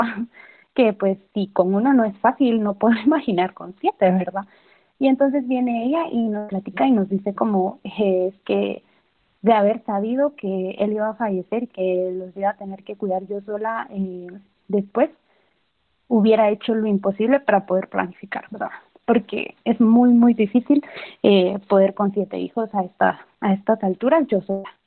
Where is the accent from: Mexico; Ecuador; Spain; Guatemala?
Guatemala; Chichicastenango, Quiché; Yo soy de Quiché, soy de Chichicastenango.